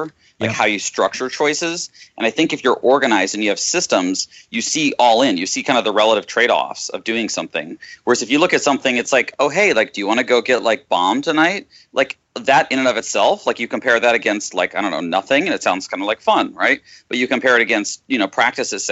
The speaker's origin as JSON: {"language": "English", "town": "Austin", "region": "Texas", "country": "United States", "tie": "born or raised there", "said": "I was born in Texas, in Austin"}